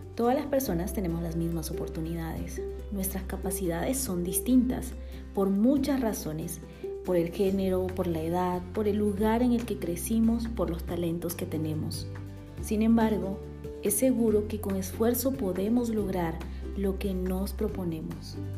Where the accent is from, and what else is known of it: Bolivia; born or raised there; now in Guatemala